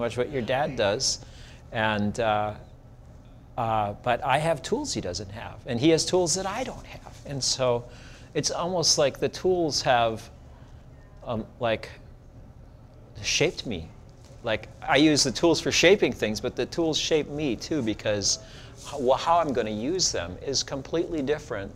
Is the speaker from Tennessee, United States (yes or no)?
no; Sheboygan, Wisconsin, United States; moved away as an adult; now in Providence, United States; I was an apprentice to a ceramic artist in my hometown in Sheboygan, Wisconsin.